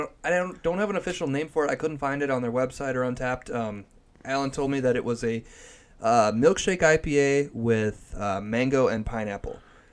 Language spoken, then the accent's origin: English; Iowa, United States; Basically, I'm like, no, I'm from Iowa.